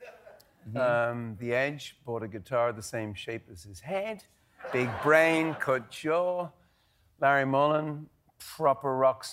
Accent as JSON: {"language": "English", "country": "Ireland", "said": "Because I'm Irish and I can do what I want, all right."}